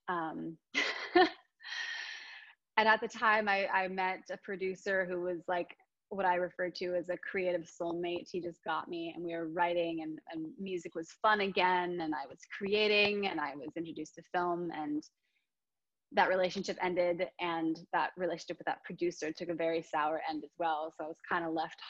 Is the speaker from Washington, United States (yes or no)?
yes; Friday Harbor, Washington, United States; moved away; also born or lived in Nashville; I'm from the San Juan Islands in Washington State